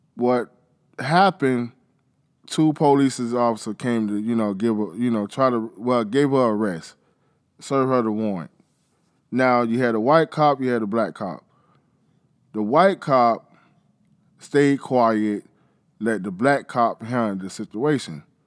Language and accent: English; Florida, United States; I'm from Florida